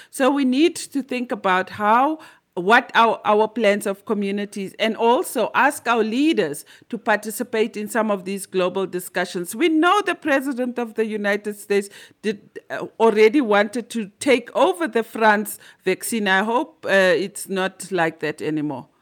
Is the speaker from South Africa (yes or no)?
yes; Limpopo, South Africa; I'm from Limpopo and we are known as the magic province.